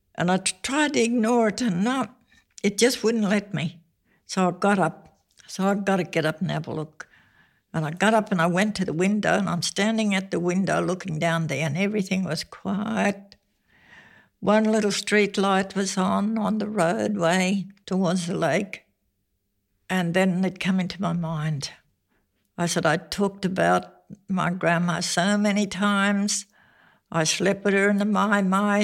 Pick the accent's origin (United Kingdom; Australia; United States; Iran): Australia; Tammin, Western Australia; also born or lived in Badjaling; I was born at Badgeling in nineteen thirty-nine. I grew up in Taman